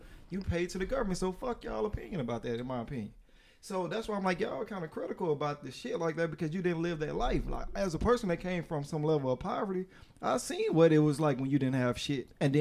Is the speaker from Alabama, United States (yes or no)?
yes; Mobile, Alabama, United States; I'm from Maysville, Baltimore, Mayville. And Maysville area.